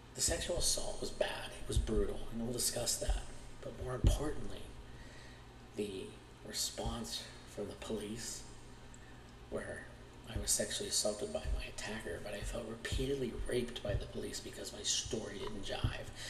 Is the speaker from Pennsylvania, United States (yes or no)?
yes; Pittsburgh, Pennsylvania, United States; I'm from Pittsburgh, Pennsylvania, born and raised